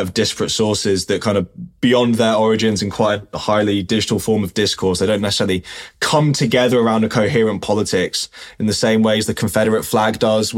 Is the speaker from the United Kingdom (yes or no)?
yes; London, United Kingdom; I'm from South London